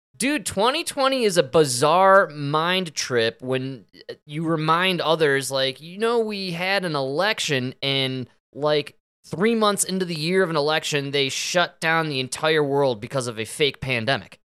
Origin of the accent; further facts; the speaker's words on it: Denver, Colorado, United States; my hometown